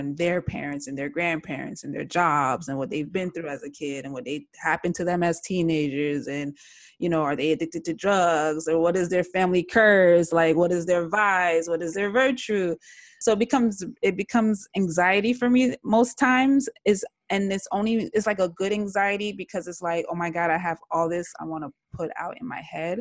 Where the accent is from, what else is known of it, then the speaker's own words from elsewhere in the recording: South Florida, United States; also born or lived in Jamaica; I'm from South Florida, I'm from the South